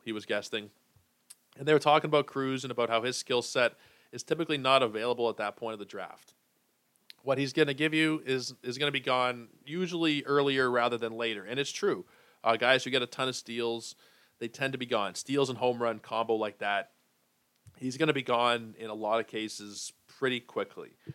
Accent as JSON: {"language": "English", "town": "Toronto", "region": "Ontario", "country": "Canada", "tie": "born or raised there", "said": "We played for some of the same minor league teams. uh, you know, around here in Toronto and in Etobicoke"}